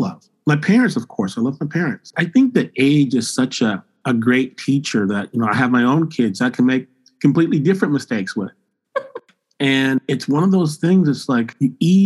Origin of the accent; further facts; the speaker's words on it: Michigan, United States; I grew up in Michigan.